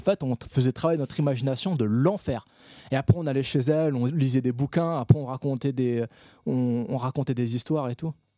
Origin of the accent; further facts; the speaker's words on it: Réunion; moved away as an adult; also born or lived in Paris; je suis un réunionnais